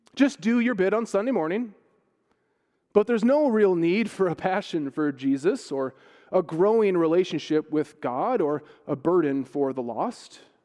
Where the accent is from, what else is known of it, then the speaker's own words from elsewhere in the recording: United States; now in Ireland; as an American blow-in